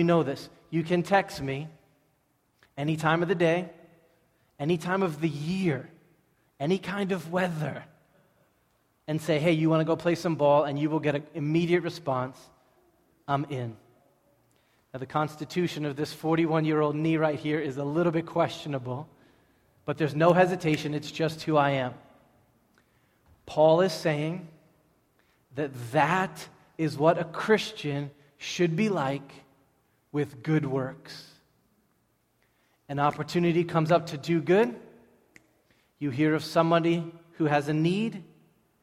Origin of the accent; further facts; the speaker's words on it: Everett, Massachusetts, United States; I grew up in Everett.